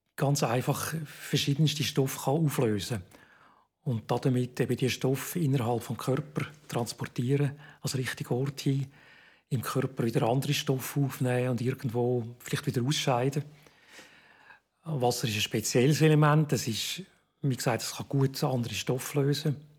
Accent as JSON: {"language": "German", "region": "Zurich", "country": "Switzerland", "tie": "born or raised there", "also_born_or_lived": "Bern", "moved": "as an adult", "said": "Ich bin äh, in Zürich aufgewachsen."}